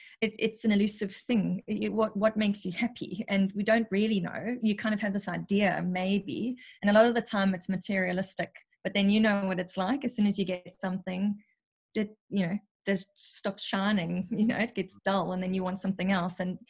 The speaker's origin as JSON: {"language": "English", "country": "South Africa", "said": "I'm South African."}